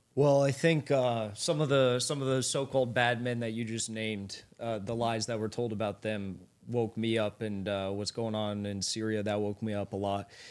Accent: United States; I'm an American patriot. I'm about as red-blooded American as you can get.

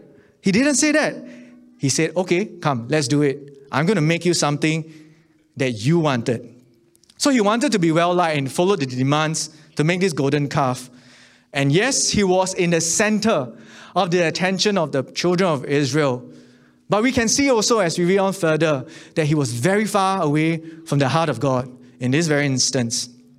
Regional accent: Singapore; But you know, growing up in Singapore, I just want to be a good person.

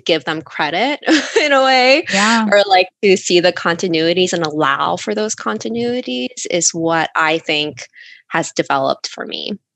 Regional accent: United States; when I was growing up in America

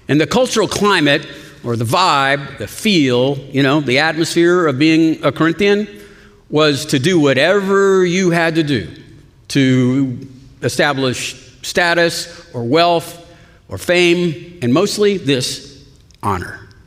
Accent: Austin, Texas, United States; I'm an Austinite, you know? We don't say Austin, Texas, we just say Austin. I'm from Austin, but, and I'm a Christian.

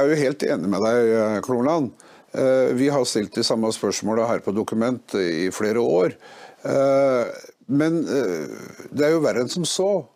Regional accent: Innlandet, Norway; Jeg kommer fra Østerdalen

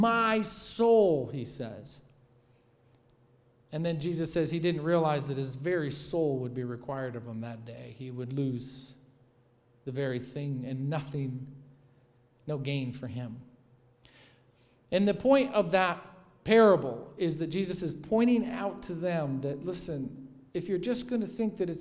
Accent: Michigan, United States; growing up in Michigan

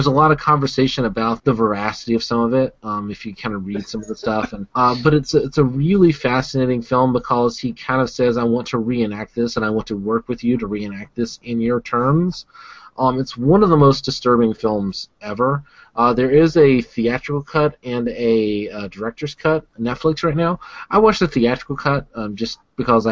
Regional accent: the American South, United States; I'm from the American South

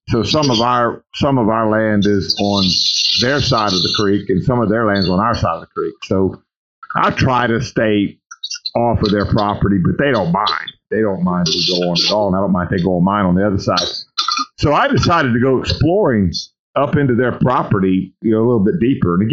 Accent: Louisiana, United States; Well, I'm from South Louisiana. Are you you making fun of my accent?

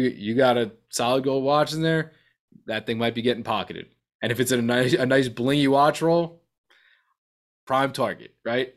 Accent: New York, United States; being a New Yorker

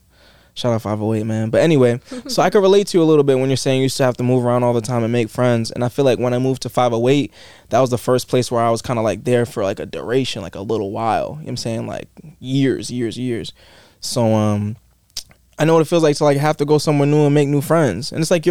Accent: Fall River, Massachusetts, United States; born or raised there; moved away as an adult; also born or lived in Boston / Brockton / New York; now in Los Angeles, United States

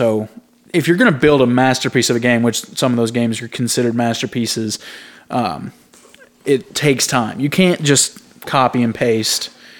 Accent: United States; as an American, I know the most about it.

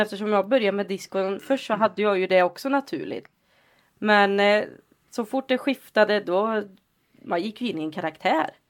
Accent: Lidköping, Västra Götaland, Sweden; moved away; also born or lived in Alingsås / Gothenburg; Jag är från Lidköping från första början.

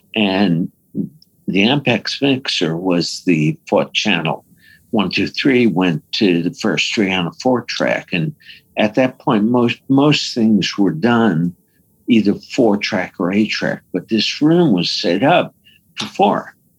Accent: New York, United States; I'm from New York

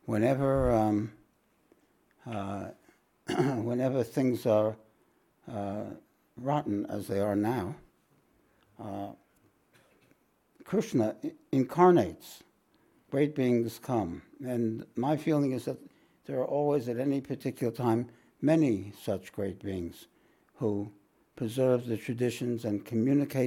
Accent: New York, United States; now in Australia; we're both from New York

